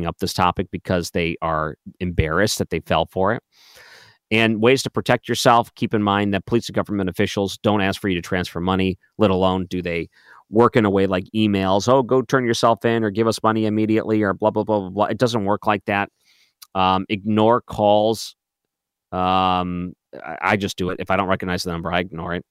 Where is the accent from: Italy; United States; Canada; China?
United States; Detroit, Michigan; moved away; I grew up in Detroit